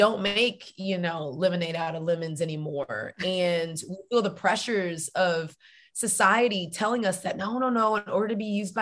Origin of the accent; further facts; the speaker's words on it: Texas, United States; now in Atlanta, United States; I am a Texan